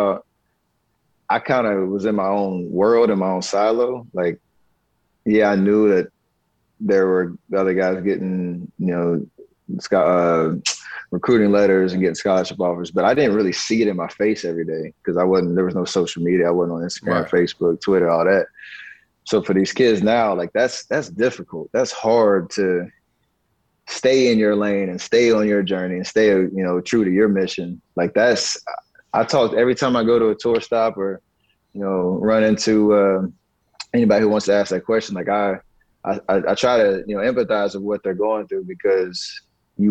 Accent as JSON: {"language": "English", "town": "Charlotte", "region": "North Carolina", "country": "United States", "tie": "born or raised there", "said": "growing up in Charlotte"}